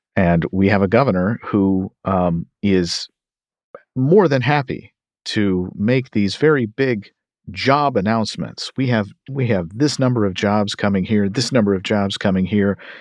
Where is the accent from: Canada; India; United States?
United States; Kentucky; my home state of Kentucky